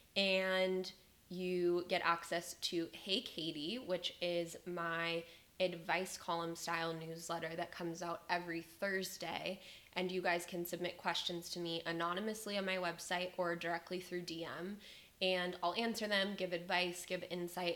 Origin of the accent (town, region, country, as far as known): Las Vegas, Nevada, United States; born or raised there; moved away as an adult; now in Austin, United States